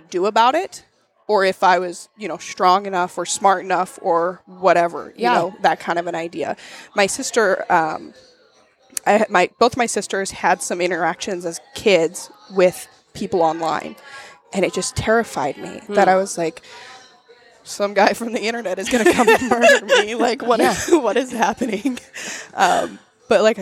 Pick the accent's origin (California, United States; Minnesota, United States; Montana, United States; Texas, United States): Montana, United States; growing up in Montana